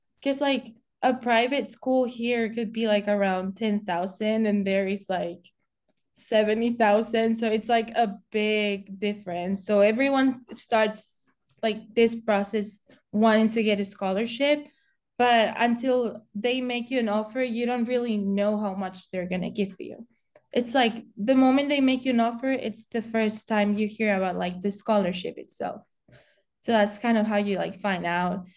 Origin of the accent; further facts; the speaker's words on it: Spain; moved away as an adult; now in Indianapolis, United States; I'm originally from Spain, and I'm 20 years old, and I moved into the United States um, when I was 18